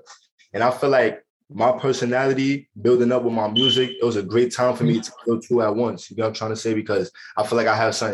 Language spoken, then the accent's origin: English; New York City, New York, United States